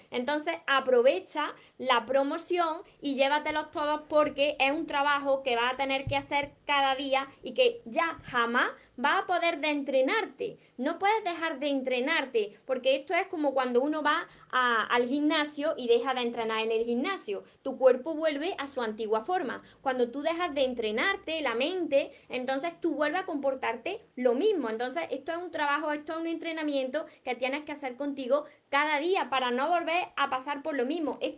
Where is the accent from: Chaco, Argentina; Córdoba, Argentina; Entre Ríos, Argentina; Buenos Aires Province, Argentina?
Entre Ríos, Argentina; La Paz; Soy de La Paz, Entre Ríos, por aquí.